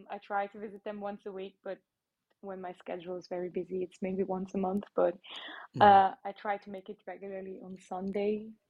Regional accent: Nussbaumen, Aargau, Switzerland; accent: slightly American; English is a second language; I grew up in Aargau. That's it, yeah, in Nussbaumen. And my mom is from China and my dad is from Germany. But I'm Swiss since forever.

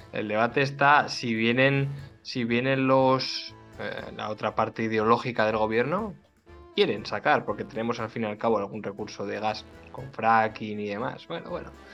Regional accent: Spain

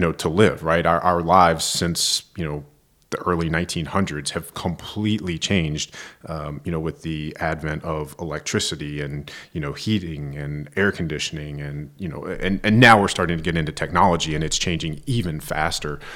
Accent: Roanoke, Virginia, United States; I'm a fellow Virginian, so, um, I'm from the western part of the state.

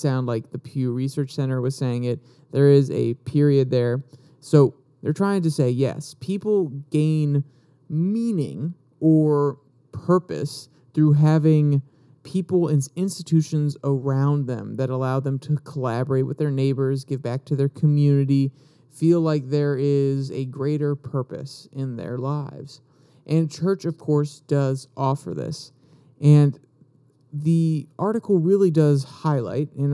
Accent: United States; we are all American

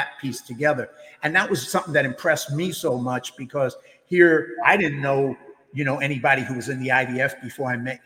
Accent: New York, United States; as a New Yorker, as somebody who went through 9/11

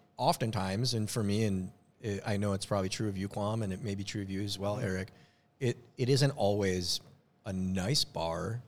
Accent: Minnesota, United States; moved away; I'm from Minnesota

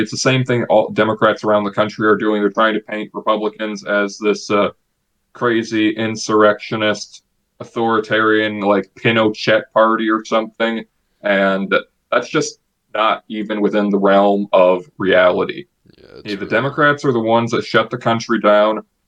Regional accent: Illinois, United States; in my home state of Illinois

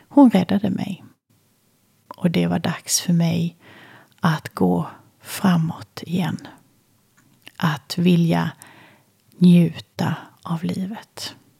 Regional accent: Kalmar, Kalmar County, Sweden; Jag föddes i Kalmar

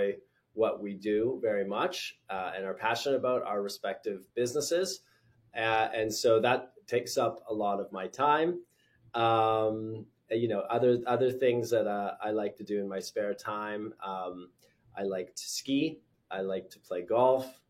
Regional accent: British Columbia, Canada; moved away as an adult; also born or lived in London, United Kingdom / New York, United States; I grew up in British Columbia. I left after my undergrad. I moved to the UK

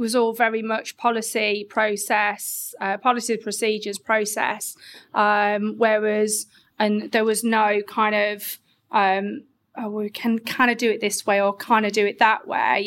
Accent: Grimsby, Yorkshire and the Humber, United Kingdom; moved away; I'm originally from Grimsby

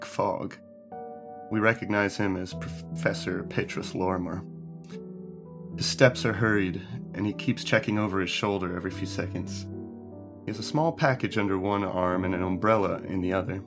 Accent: St. Petersburg, Florida, United States; back home, where we grew up in Florida in St. Pete

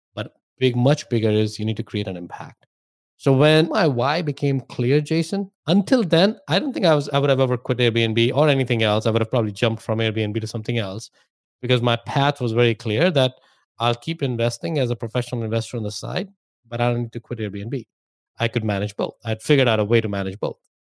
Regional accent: India; moved away as an adult; now in United States; I grew up in India, if my accent and my name didn't give away.

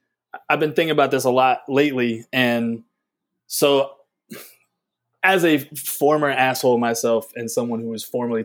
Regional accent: the South, United States; we come from the South

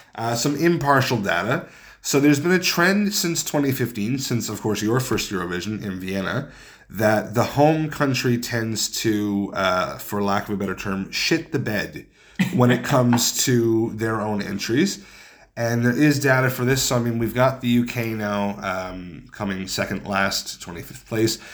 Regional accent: Canada; when Canadians travel

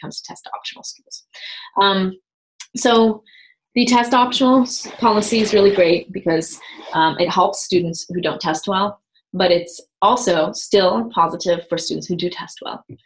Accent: Germany; moved away as an adult; also born or lived in West Coast, United States; now in United States; I'm from Germany

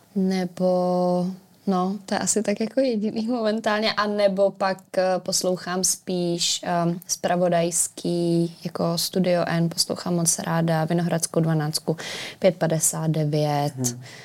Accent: Dobříš, Central Bohemian Region, Czechia; moved away as an adult; now in Prague, Czechia; No já jsem původně z Dobříše, nebo eh, tím směrem, z malé vesnice u Dobříše

